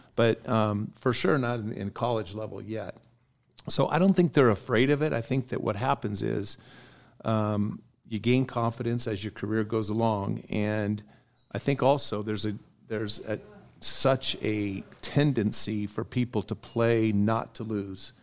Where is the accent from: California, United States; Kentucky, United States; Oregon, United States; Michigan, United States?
Oregon, United States; moved away; growing up in Oregon